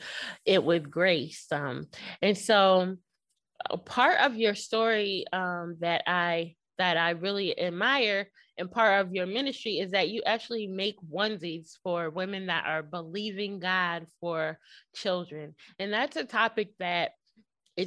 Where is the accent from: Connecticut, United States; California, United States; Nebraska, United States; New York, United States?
Connecticut, United States; moved away as an adult; now in Houston, United States; We're from Connecticut